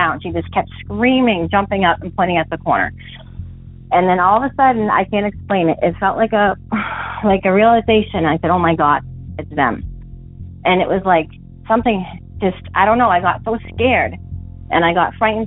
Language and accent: English; Massachusetts, United States; I'm from Massachusetts, from a little town that's southeast of Boston in the Bridgewater Triangle area